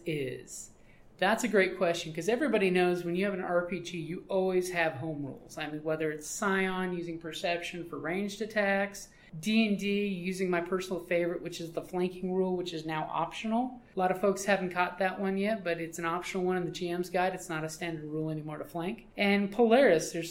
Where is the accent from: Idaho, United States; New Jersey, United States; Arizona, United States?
Arizona, United States; Southwest; we come from Southwest Arizona